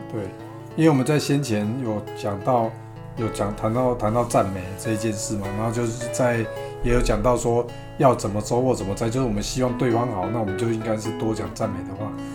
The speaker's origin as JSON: {"language": "Chinese", "country": "Taiwan", "accent": "Taiwanese Mandarin (台湾国语)", "said": "我台湾国语"}